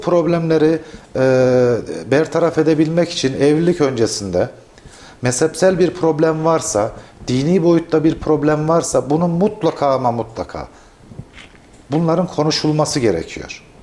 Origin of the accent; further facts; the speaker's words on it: Kayseri Province, Turkey; Kayseri ve bizim yöremizde